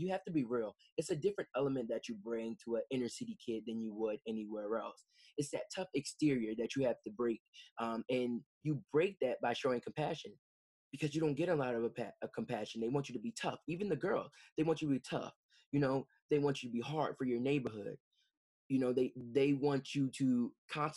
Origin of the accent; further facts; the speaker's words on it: Camden, New Jersey, United States; born and raised in Camden